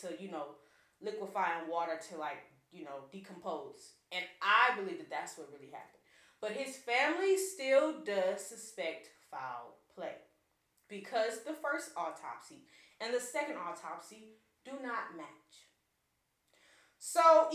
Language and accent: English; Hammond, Louisiana, United States; I'm from Hammond, Louisiana